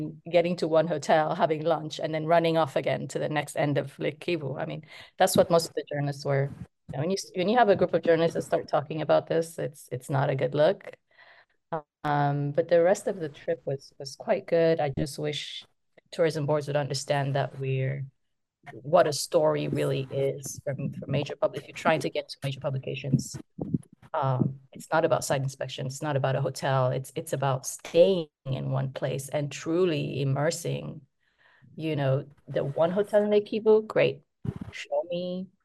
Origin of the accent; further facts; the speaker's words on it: Côte d’Ivoire; when I was growing up in Ivory Coast